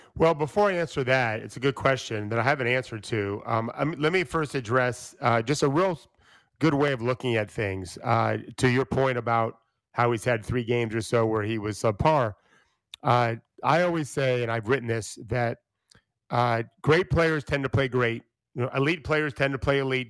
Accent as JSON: {"language": "English", "region": "Florida", "country": "United States", "tie": "born or raised there", "said": "I grew up in Florida, which is a football state."}